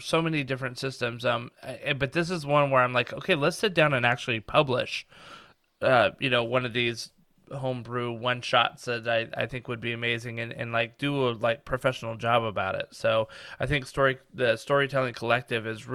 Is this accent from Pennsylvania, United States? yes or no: no; Reno, Nevada, United States; I grew up in Reno, Nevada, which is just over the mountains from San Francisco out west